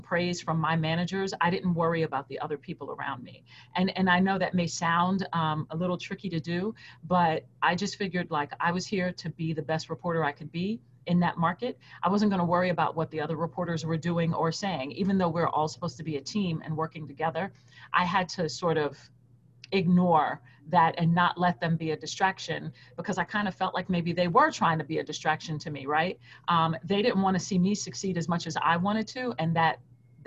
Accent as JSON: {"language": "English", "town": "New York City", "region": "New York", "country": "United States", "tie": "born or raised there", "also_born_or_lived": "Fayetteville, Arkansas", "moved": "as an adult", "said": "I was born and raised in New York City"}